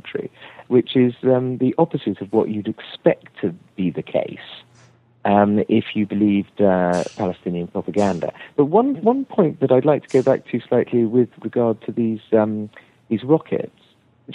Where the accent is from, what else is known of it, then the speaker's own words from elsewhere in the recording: England, United Kingdom; I'm an English Tory, a Thatcherite conservative